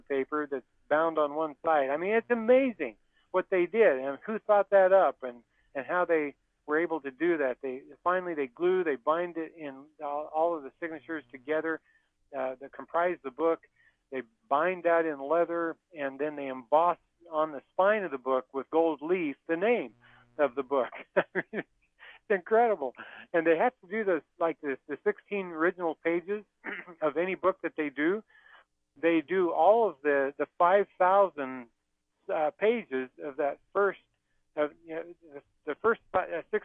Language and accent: English; the West, United States; I grew up in the West where we depended on rain and irrigation canals and irrigation pipe